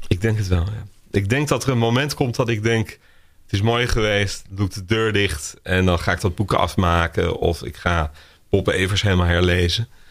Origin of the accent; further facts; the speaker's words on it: Netherlands; we allemaal als Nederlanders